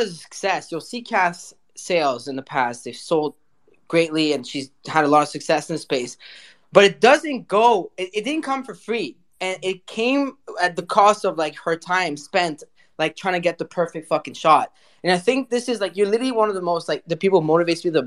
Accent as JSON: {"language": "English", "town": "Paris", "region": "Île-de-France", "country": "France", "tie": "born or raised there", "moved": "yes", "lives_now": "Montreal, Canada", "said": "I'm a city boy. You know, I was born in Paris, live in Montreal"}